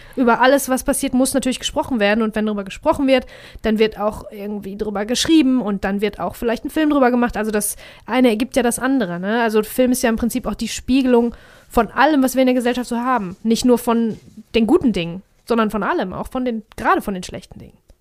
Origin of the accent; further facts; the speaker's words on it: Germany; wir nun mal Deutsche sind.